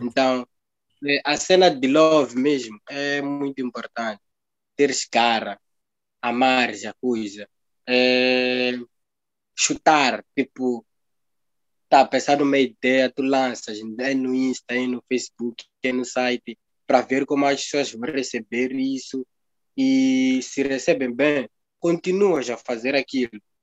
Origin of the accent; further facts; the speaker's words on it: Mozambique; nós somos como moçambicanos